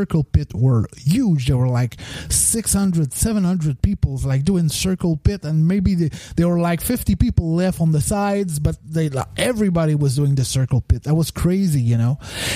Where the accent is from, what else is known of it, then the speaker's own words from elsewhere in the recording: Rimouski, Quebec, Canada; I come from Quebec. But for me, in my mind, I come from Rimouski